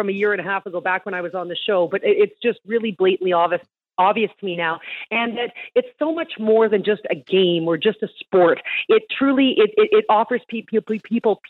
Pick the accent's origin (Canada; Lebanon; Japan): Canada; As a Canadian